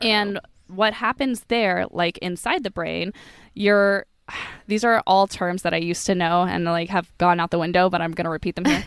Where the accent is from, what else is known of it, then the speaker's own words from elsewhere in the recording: United States; also born or lived in San Diego; growing up in the States